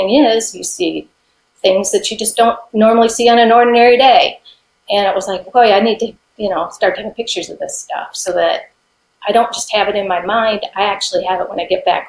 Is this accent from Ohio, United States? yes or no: no; Michigan, United States; moved away as an adult; now in Tennessee, United States; I was born and raised in Michigan, and in 1993, we moved to Tennessee